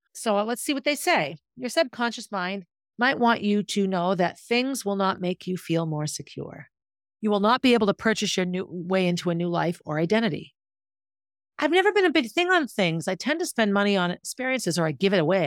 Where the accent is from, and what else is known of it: Concord, United States; born or raised there